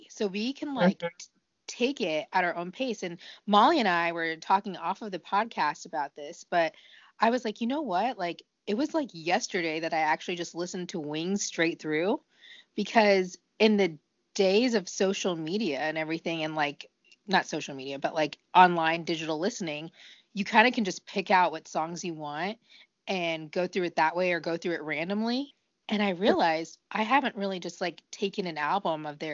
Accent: United States; being an American

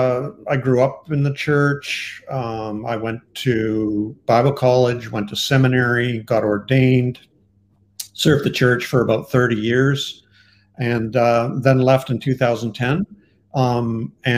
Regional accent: Canada; I am Canadian

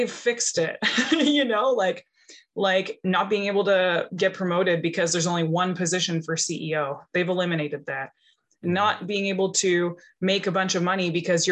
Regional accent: Powell River, British Columbia, Canada; I'm from Pell River, BC. So I'm only a couple hours from Vancouver

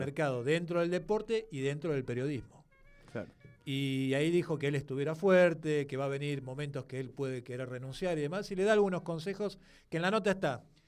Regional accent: La Plata, Buenos Aires Province, Argentina; soy de la ciudad de La Plata.

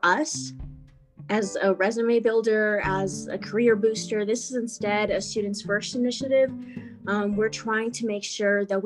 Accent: Reno, Nevada, United States; also born or lived in Carson City, Nevada / Dayton, Nevada; I was born in Reno, Nevada, as some of us are here. And then I did go between Carson City and Dayton

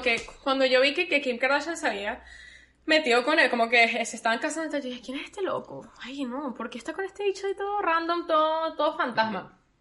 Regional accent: Caracas, Capital District, Venezuela; now in Orlando, United States; nosotros somos de Caracas

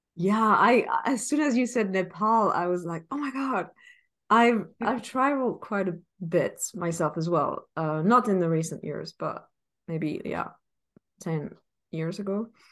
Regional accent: Paris, Île-de-France, France; moved away; I come from Paris.

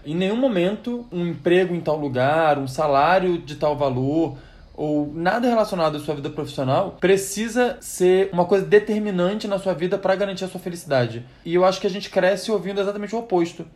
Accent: Rio de Janeiro, Brazil; now in São Paulo, Brazil; a gente é do Rio de Janeiro, a gente vem morar aqui em São Paulo

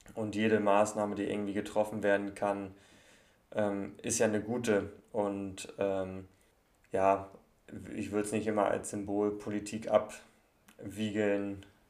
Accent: Kiel, Schleswig-Holstein, Germany; Ich bin, bin ja Kieler und wohne auch in, noch in Kiel

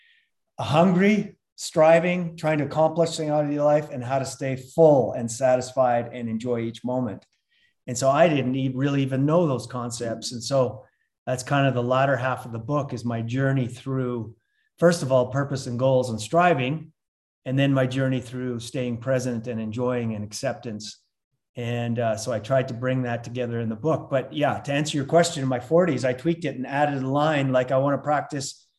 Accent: Lethbridge, Alberta, Canada; moved away as an adult; also born or lived in London, Ontario; now in Salt Lake City, United States; I'm originally from a place called Lethbridge, Alberta, Canada, but we've been here for 25 years.

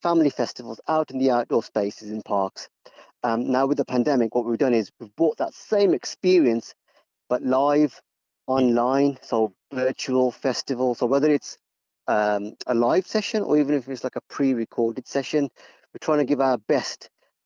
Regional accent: Wolverhampton, West Midlands, United Kingdom; I'm born and bred in Wolverhampton.

